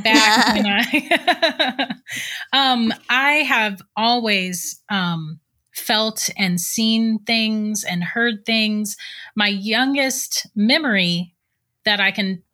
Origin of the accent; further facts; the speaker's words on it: St. Augustine, Florida, United States; I was born and raised in St. Augustine